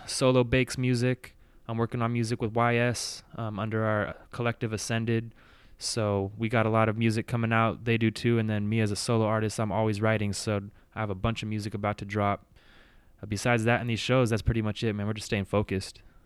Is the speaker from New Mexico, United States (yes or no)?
no; Bay Area, California, United States; moved away as an adult; now in San Diego, United States; I was born and raised in the Bay Area, so grew up there, went to high school